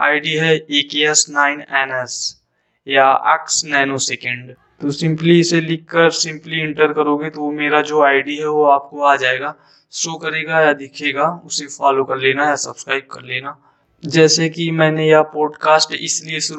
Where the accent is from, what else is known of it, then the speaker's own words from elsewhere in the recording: Jaunpur, Uttar Pradesh, India; और मैं उत्तर प्रदेश जौनपुर का रहने वाला हूँ